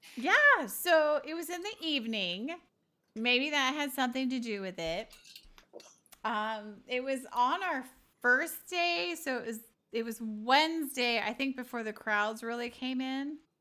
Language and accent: English; California, United States; I'm from California